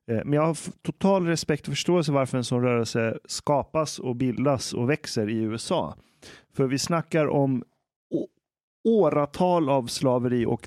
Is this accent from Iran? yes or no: yes; Iran; now in Sweden; Jag menar, jag som är, jag är fortfarande vit men jag är iranier.